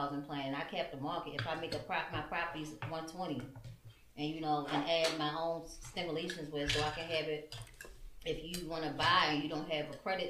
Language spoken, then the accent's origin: English; Baltimore, Maryland, United States; I grew up here. So I'm from Park Heights.